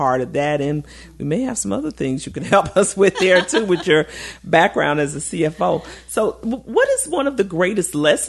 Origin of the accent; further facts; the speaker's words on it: Chicago, Illinois, United States; moved away as an adult; now in Baton Rouge, United States; I came here now it's been 40 years I've been here in Baton Rouge, and so while I grew up in Chicago, I've spent most of my adult life here, and I call this my home.